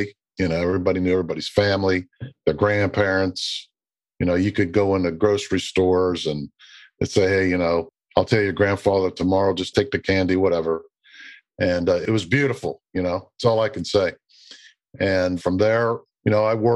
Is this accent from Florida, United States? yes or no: no; Western Pennsylvania, United States; moved away; also born or lived in Baltimore / Pittsburgh; I grew up in Western Pennsylvania, about 40, 50 miles north of Pittsburgh